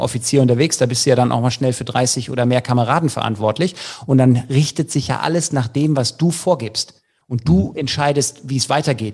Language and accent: German; Leverkusen, North Rhine-Westphalia, Germany; ich komme ja aus Leverkusen